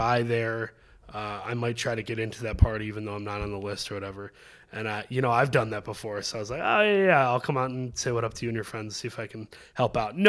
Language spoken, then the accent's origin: English; Saginaw, Michigan, United States; moved away as an adult; now in Los Angeles, United States; my hometown is Saginaw, which is a stone's throw